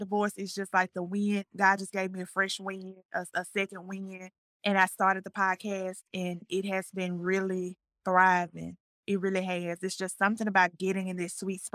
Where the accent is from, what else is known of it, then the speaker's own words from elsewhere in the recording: Jackson, Mississippi, United States; moved away as an adult; also born or lived in Hattiesburg, Mississippi / McComb, Mississippi; now in Martinez, Georgia, United States; I am from Jackson, Mississippi. I left Jackson, Mississippi